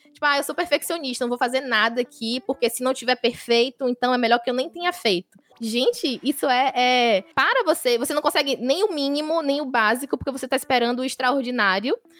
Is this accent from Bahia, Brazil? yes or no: yes; Feira de Santana, Bahia, Brazil; Sou natural de Feira de Santana, sou baiana